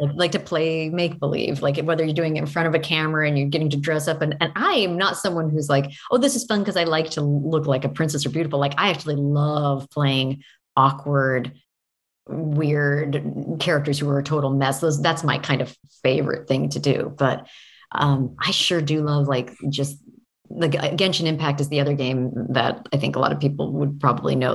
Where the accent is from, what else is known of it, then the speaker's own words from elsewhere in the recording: Oregon, United States; I grew up in Oregon